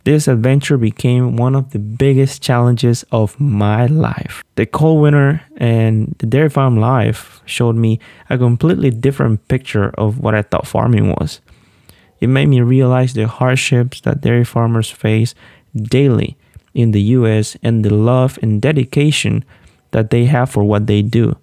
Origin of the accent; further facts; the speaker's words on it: Olanchito, Yoro, Honduras; moved away; I was born and raised in Honduras, a small town named Olanchito